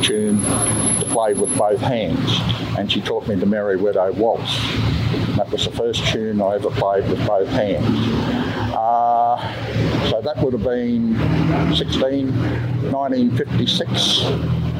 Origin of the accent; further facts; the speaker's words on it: Mackay, Queensland, Australia; now in Bundaberg, Australia; I'm originally from Mackay.